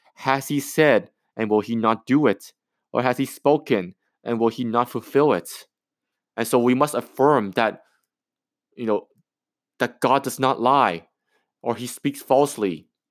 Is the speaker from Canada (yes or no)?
yes; Canada; I'm a Canadian, I, I, I'm from Canada